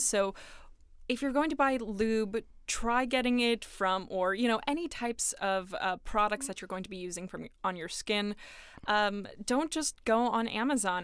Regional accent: New York, United States; I am from New York

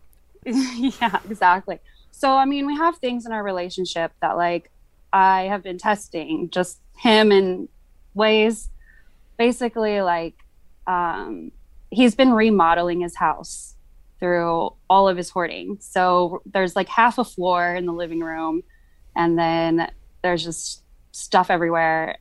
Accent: California, United States; moved away as an adult; I'm from California

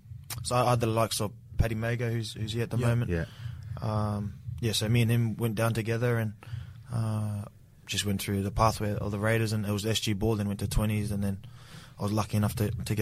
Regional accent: Brisbane, Queensland, Australia; growing up in Brizzy, you always watch the Broncos

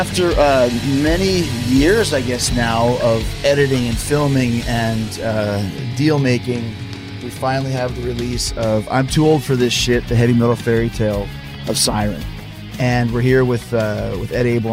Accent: Winnipeg, Manitoba, Canada; I grew up in Winnipeg, Manitoba.

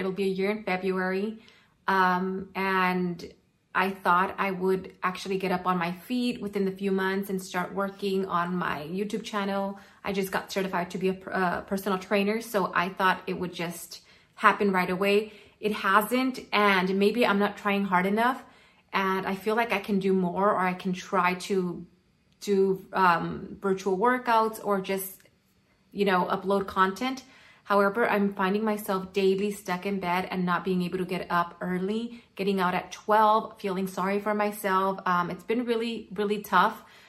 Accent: Altadena, California, United States; I am from California, from the city of Altadena.

